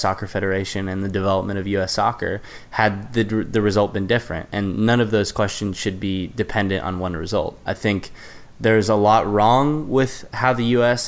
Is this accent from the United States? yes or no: yes; United States; as the American